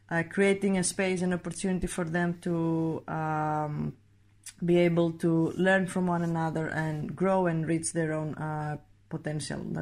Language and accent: English; Greece; I'm 29 years old. I am coming from Greece